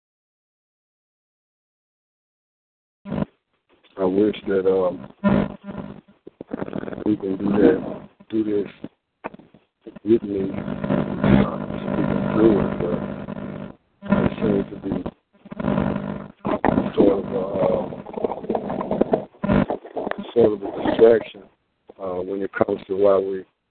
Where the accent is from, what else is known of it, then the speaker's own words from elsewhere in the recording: Greenwood, United States; I live here. I was born in Greenwood, the Floor Hospital